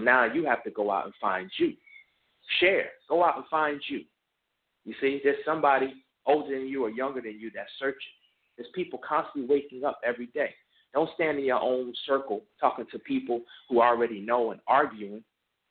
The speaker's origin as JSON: {"language": "English", "town": "New Brunswick", "region": "New Jersey", "country": "United States", "tie": "born or raised there", "said": "when I was younger from New Brunswick, New Jersey"}